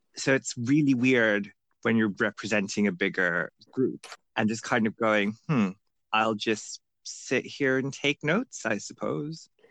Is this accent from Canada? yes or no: no; Bangladesh; moved away as an adult; now in United Kingdom; I live in the UK right now. Uh, I grew up in Bangladesh